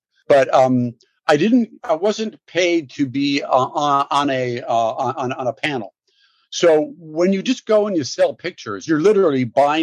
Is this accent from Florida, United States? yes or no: no; Los Angeles, California, United States; I grew up in Brentwood, LA, in Santa Monica, right off of Santa Monica in West